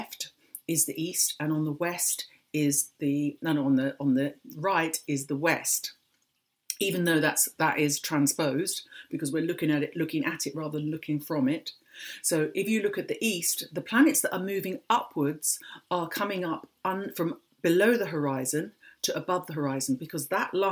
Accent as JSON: {"language": "English", "region": "London", "country": "United Kingdom", "tie": "born or raised there", "said": "I was born in London"}